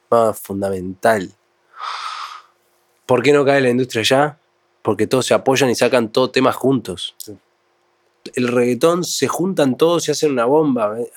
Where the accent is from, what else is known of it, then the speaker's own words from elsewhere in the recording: Uruguay; yo soy uruguayo.